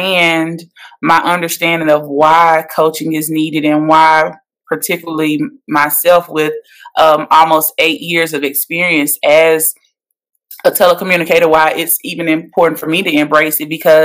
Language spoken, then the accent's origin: English; Metcalfe, Mississippi, United States; now in Nashville, United States; I'm from Metcalf, Mississippi. I now reside in Nashville, Tennessee.